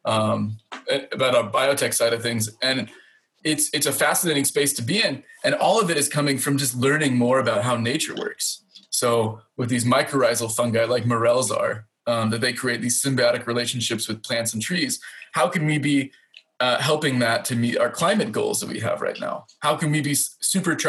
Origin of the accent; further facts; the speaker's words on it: Indiana, United States; now in Finland; growing up in the Midwest of Indiana